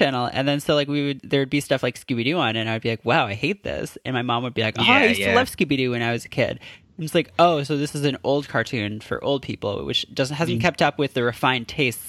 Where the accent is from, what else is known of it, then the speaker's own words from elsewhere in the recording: Canada; moved away; I grew up in Canada and we didn't have a lot of channels up there in the like wintry north